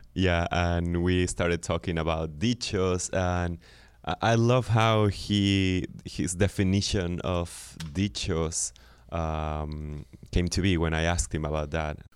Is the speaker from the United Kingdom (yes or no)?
no; Guadalajara, Jalisco, Mexico; I was born in Guadalajara